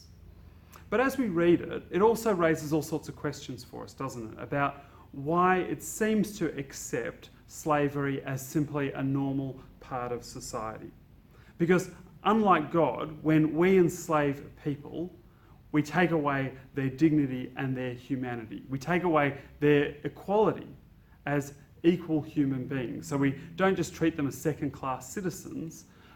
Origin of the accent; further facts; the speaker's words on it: Australia; as a Christian and as an Australian, I'm a Christian first and an Australian second